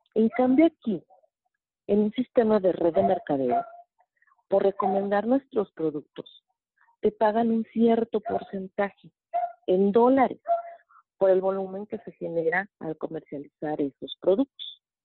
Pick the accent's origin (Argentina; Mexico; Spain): Mexico; Mexico City; soy de la Ciudad de México